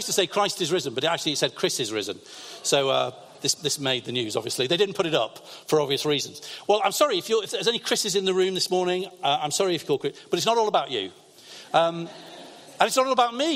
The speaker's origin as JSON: {"language": "English", "town": "Lancaster", "region": "North West England", "country": "United Kingdom", "tie": "born or raised there", "also_born_or_lived": "London", "said": "I grew up in Lancaster, in the northwest of England"}